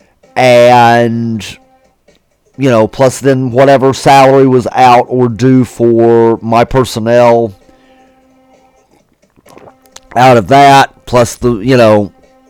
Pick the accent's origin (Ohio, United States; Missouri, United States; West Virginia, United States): West Virginia, United States; the great state of West Virginia. And guys, I get to enjoy seeing my home state.